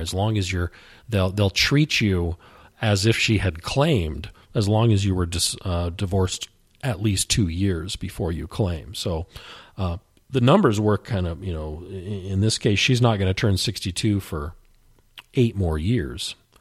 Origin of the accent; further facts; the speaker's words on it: the West, United States; I grew up in the West